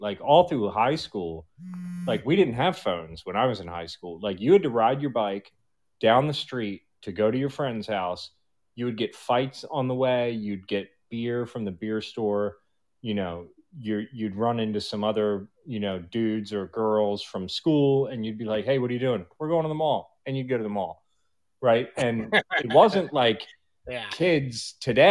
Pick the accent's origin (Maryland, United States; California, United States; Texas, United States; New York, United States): Maryland, United States; Baltimore; grew up in Baltimore, huge drug problem